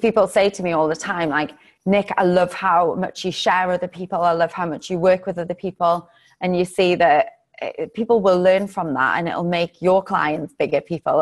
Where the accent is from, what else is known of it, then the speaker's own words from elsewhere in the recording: England, United Kingdom; also born or lived in Los Angeles; now in Cape Town, South Africa; being English